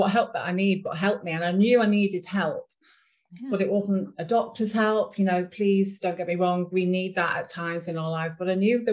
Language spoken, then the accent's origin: English; Ormskirk, North West England, United Kingdom; I'm from England, a small town in the northwest of England called Ormskirk